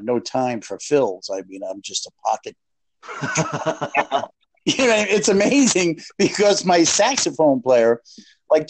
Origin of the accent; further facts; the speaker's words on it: New York City, New York, United States; moved away; I'm from the Bronx